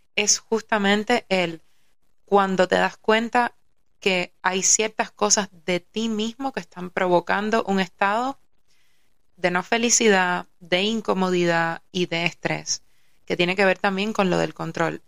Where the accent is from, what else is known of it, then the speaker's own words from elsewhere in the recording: Havana, Cuba; yo nací en La Habana